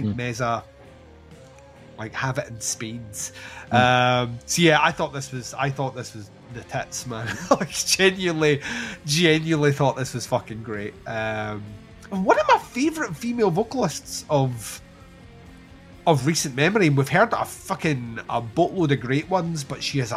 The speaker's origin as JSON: {"language": "English", "region": "Scotland", "country": "United Kingdom", "said": "We're Scottish"}